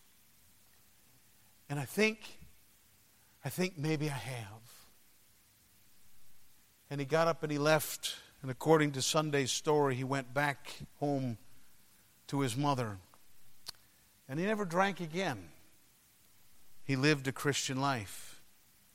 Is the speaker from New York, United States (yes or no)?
no; Detroit, Michigan, United States; my hometown, Detroit, Michigan